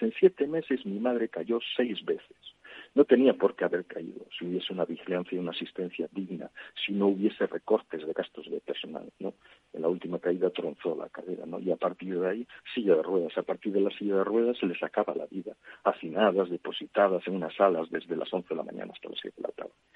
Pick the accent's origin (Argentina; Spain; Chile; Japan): Spain; Galicia; en Galicia, de donde yo soy